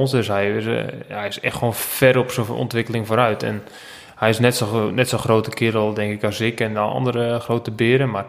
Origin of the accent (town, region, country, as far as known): Netherlands